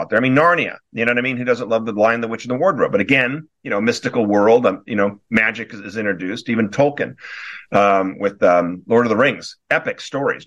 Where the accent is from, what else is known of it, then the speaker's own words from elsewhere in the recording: Newport Beach, California, United States; moved away; also born or lived in Wellesley, Massachusetts; I'm originally from Newport Beach, California. I was back east, Wellesley, Massachusetts, for 16 years